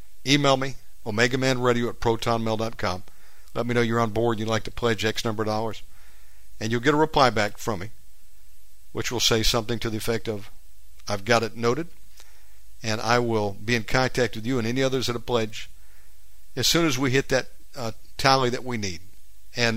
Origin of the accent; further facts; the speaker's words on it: United States; moved away as an adult; now in Indonesia; Of course I'm an American.